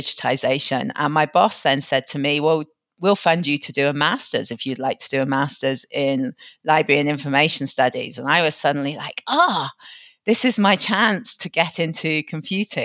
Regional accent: Plymouth, South West England, United Kingdom; also born or lived in Manchester; now in Nairobi, Kenya; I was born and brought up in Plymouth, which is a port town.

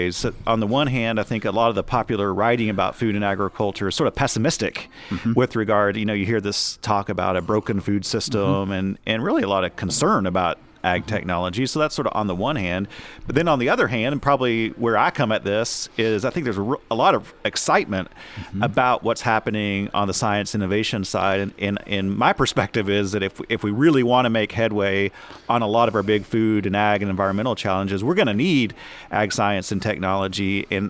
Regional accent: Texas, United States; also born or lived in Oklahoma; I grew up in the Texas Panhandle and spent the last 13 years in Oklahoma.

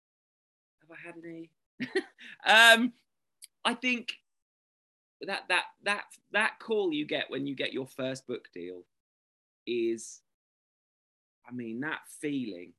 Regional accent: England, United Kingdom; I'm English

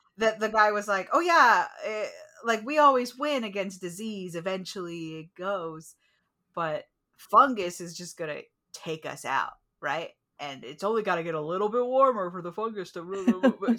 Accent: United States; as an American

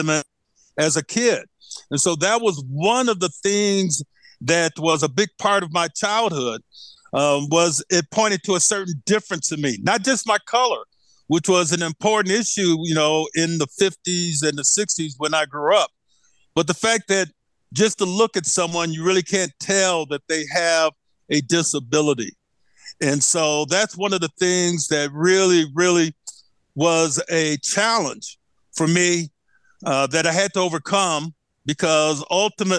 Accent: Flint, Michigan, United States; I'm from Flint, Michigan.

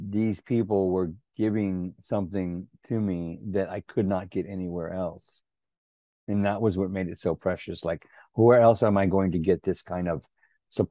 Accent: Helotes, Texas, United States; I grew up near San Antonio, but on a goat ranch out in Helotes, Texas.

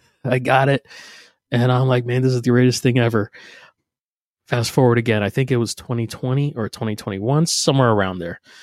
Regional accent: New Jersey, United States; moved away; also born or lived in Pennsylvania; I'm from Jersey, I'm from South Jersey, right outside of Philly.

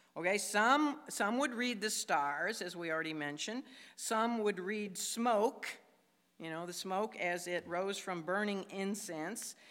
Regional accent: Chicago, Illinois, United States; I come from Chicago where there's a lot of skyscrapers

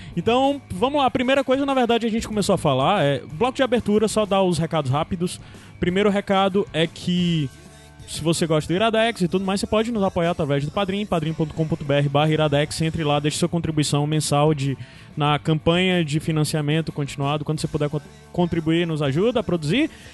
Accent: Baturité, Ceará, Brazil; porque eu era do interior também, eu sou de Baturité

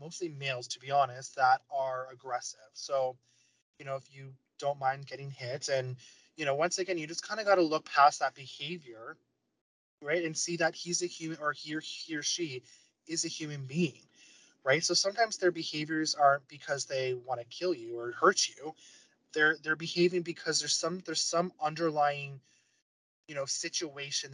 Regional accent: London, Ontario, Canada; I'm from London, Ontario

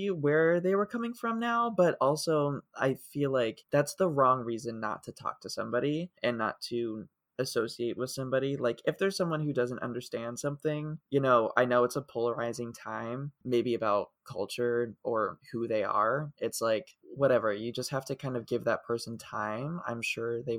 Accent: Ohio, United States; moved away; where I grew up in Ohio

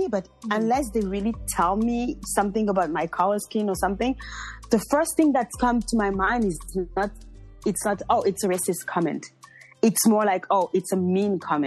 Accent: Beauvais, Hauts-de-France, France; also born or lived in Paris, France / Montreal, Canada; I was born in France. I was born in a small town called Beauvais.

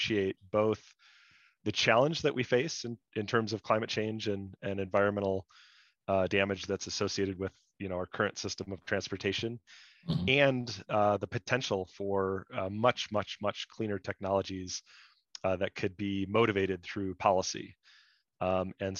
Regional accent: northern rural Wisconsin, United States; I grew up in the Midwest, northern rural Wisconsin.

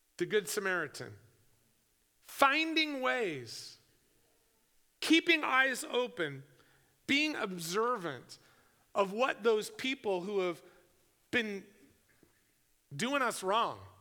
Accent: United States; I'm, I'm an American

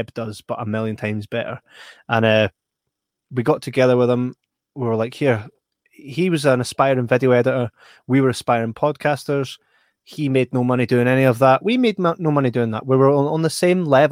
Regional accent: Scotland, United Kingdom; we are Scottish

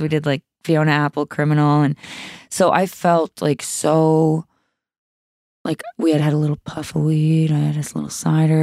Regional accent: Sydney, Nova Scotia, Canada; I grew up in Cape Breton

